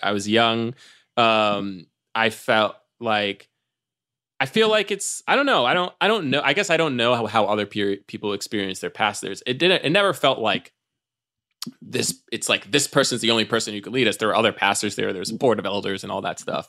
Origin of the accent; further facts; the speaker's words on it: New York City, New York, United States; I grew up in Times Square Church, uh, in, in the heart of, uh, Times Square in New York City